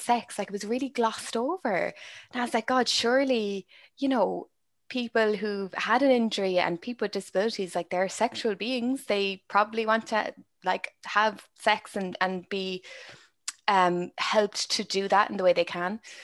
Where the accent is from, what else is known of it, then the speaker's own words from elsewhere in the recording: Ireland; my experience is very Irish. It's from growing up in Ireland.